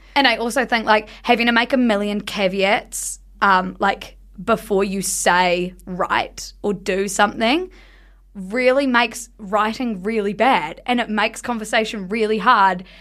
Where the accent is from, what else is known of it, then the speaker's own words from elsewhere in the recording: South Island, New Zealand; we grew up in the South Island